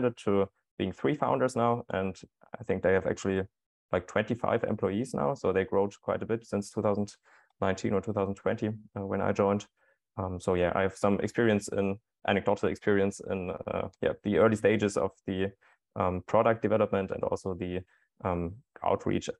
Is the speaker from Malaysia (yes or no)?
no; Germany; also born or lived in Potsdam; now in Berlin, Germany; I'm living in Berlin. I'm from Germany and moved to Berlin to study.